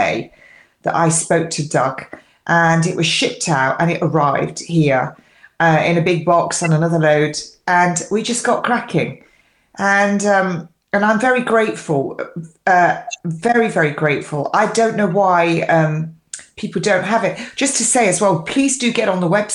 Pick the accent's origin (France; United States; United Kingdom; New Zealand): United Kingdom; England; I'm English